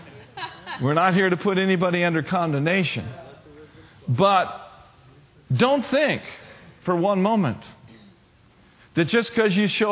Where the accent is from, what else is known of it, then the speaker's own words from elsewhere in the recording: United States; I'm an American